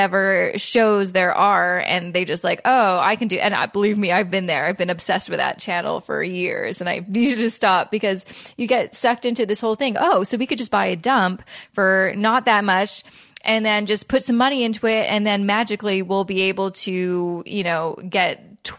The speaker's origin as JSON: {"language": "English", "town": "Vancouver", "region": "British Columbia", "country": "Canada", "moved": "yes", "lives_now": "Toronto, Canada", "said": "I live in Toronto and I'm from Vancouver"}